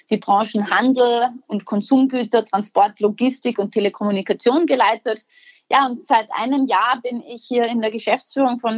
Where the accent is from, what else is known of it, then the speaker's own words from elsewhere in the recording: Austria; als Österreicherin hatten wir da irgendwo auch einen spezifischen geografischen Zugang dazu.